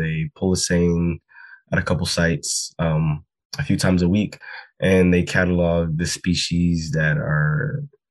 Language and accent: English; United States; I grew up fishing in the Chesapeake Bay